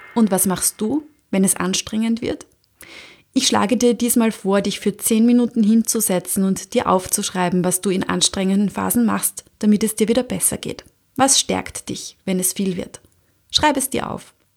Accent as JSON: {"language": "German", "country": "Austria", "said": "bei uns in Österreich"}